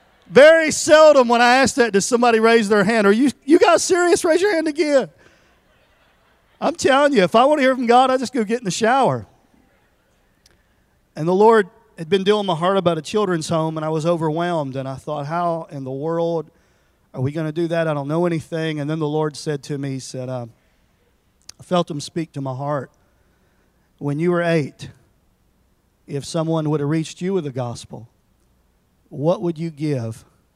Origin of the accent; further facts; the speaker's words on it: Tennessee, United States; I'm from Tennessee, and I won't tell you a lot about me.